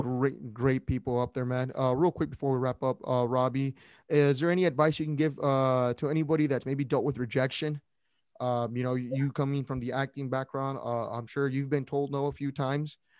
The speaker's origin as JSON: {"language": "English", "town": "Brownsville", "region": "Texas", "country": "United States", "said": "I'm from Brownsville, Texas"}